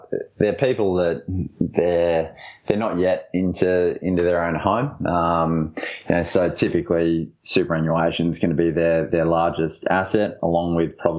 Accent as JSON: {"language": "English", "town": "Brisbane", "region": "Queensland", "country": "Australia", "said": "I'm from Brisbane, clearly. I'm actually not biased to Brisbane because I live here and love it."}